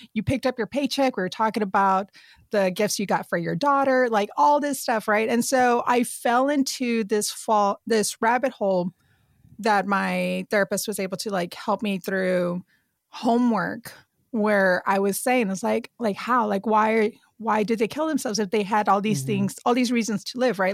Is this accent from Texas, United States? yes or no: yes; South Texas, United States; moved away as an adult; I grew up in South Texas and like right by the border of Mexico.